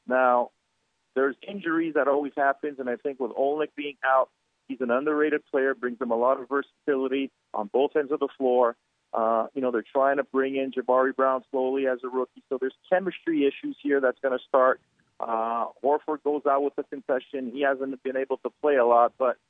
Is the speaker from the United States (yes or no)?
no; Canada; myself being a Canadian, growing up playing hockey at a high level.